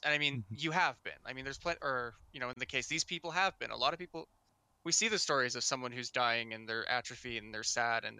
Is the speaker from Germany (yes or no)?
no; Canada; I live in Canada